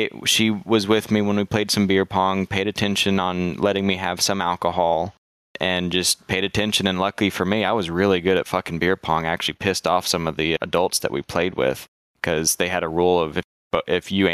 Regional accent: Texas, United States; As a Texan

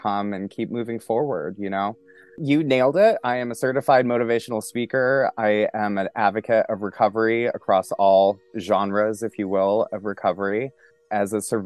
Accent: Montana, United States; moved away as an adult; also born or lived in New York City / Poconos, Pennsylvania; now in Pennsylvania, United States; Originally, I'm from Montana. And I moved to New York City when I was 18 years old

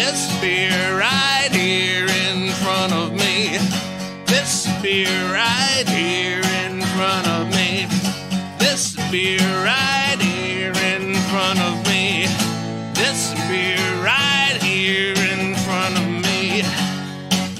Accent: Covington, Virginia, United States; now in Roanoke, United States; Spent a lot of time in Virginia, but originally from Covington

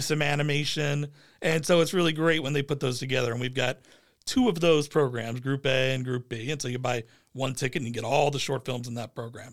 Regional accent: Phoenix, Arizona, United States; Harkins has been my brand that I've always gone to growing up in East Phoenix

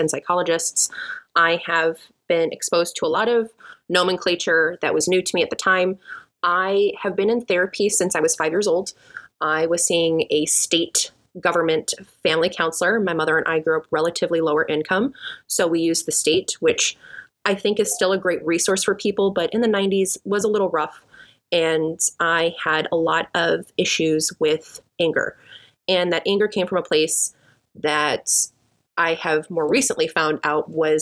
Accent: Chicago, Illinois, United States; moved away as an adult; now in Texas, United States; I'm originally from Chicago, and I currently live in Texas for the last 2 years

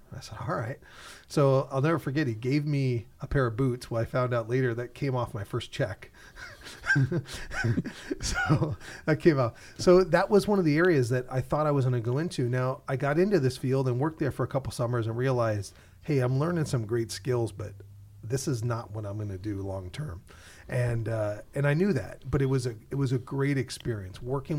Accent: California, United States; growing up in the East San Fernando Valley, I always was curious of what I was going to do.

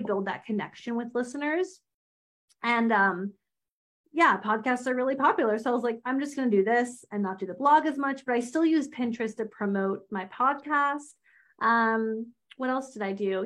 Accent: outside of Philadelphia, Pennsylvania, United States; now in Pittsburgh, United States; I grew up outside of Philly. Um, I live in Pittsburgh now, so I'm on the other side of Pennsylvania

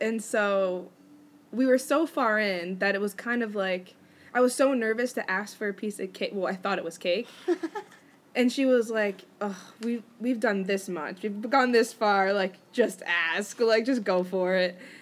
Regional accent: United States; I'm American

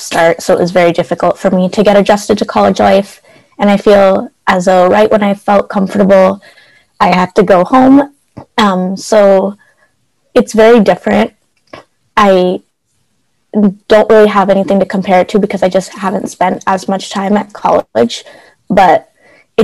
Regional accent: Bay Area, California, United States; moved away as an adult; now in Southern California, United States; I'm originally from the Bay Area, but I'm currently in SoCal right now.

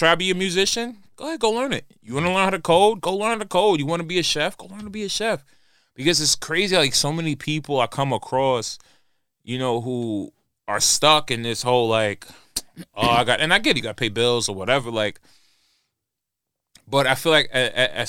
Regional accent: New York, United States; growing up in New York, growing up in the hood back in the day

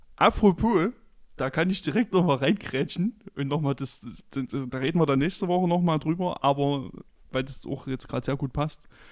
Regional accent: Chemnitz, Saxony, Germany; bei uns in Karl-Marx-Stadt

